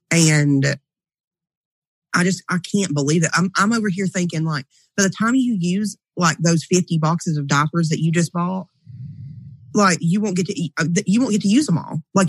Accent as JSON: {"language": "English", "region": "East Tennessee", "country": "United States", "tie": "born or raised there", "said": "I was born and raised in Tennessee or the fact that I'm country, because I'm definitely not country. I live in the city"}